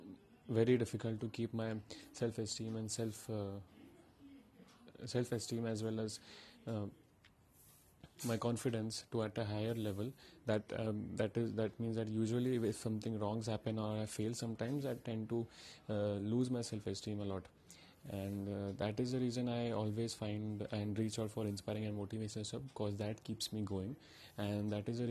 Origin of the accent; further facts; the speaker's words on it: India; I'm from India